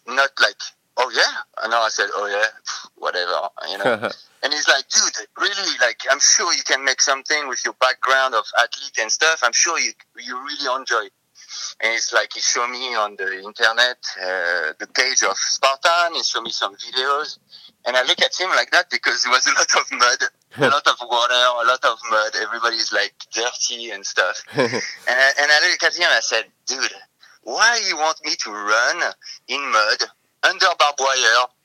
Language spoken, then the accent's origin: English; Paris, Île-de-France, France; moved away as an adult; also born or lived in Australia / Tokyo, Japan; now in Ashland, United States; I'm a city boy, so I'm from Paris, France. So I've been raised in big cities